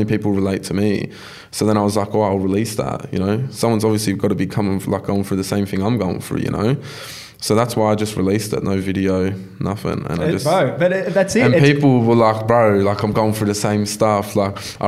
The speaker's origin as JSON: {"language": "English", "town": "Campbelltown", "region": "New South Wales", "country": "Australia", "also_born_or_lived": "Macquarie Fields", "said": "I'm from Campbelltown"}